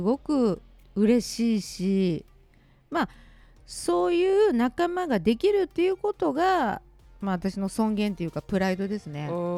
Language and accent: Japanese; Kansai, Japan; 純粋な関西人です